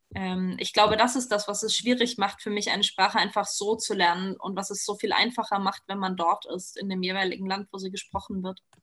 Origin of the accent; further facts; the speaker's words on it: Saxony, Germany; first language German; moved away as an adult; now in Tyrol, Austria; ich bin zum Beispiel in Sachsen groß geworden